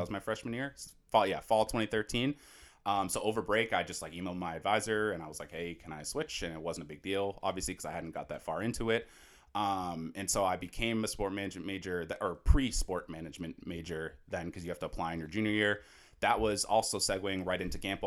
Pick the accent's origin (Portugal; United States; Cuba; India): United States; Natick, Massachusetts; I'm actually from Natick, Massachusetts. Shout out Natick.